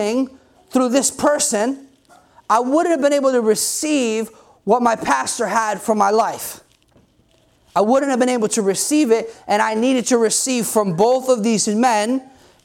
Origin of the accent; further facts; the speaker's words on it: New Jersey, United States; I'm from New Jersey.